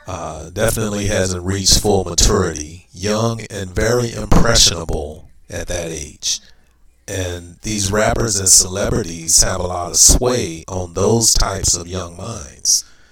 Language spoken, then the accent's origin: English; Gary, Indiana, United States; moved away; my days growing up in Gary.